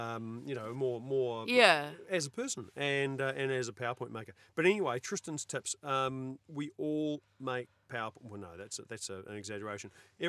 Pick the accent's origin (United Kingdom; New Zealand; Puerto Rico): New Zealand; Because I'm a New Zealander.